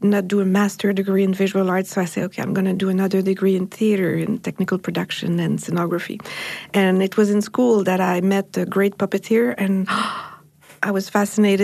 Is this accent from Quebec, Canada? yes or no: yes; Montreal, Quebec, Canada; I come from Montreal in Canada